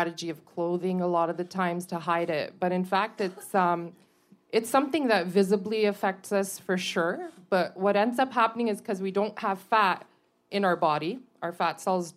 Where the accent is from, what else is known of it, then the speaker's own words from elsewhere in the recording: Montreal, Quebec, Canada; So I was born in Montreal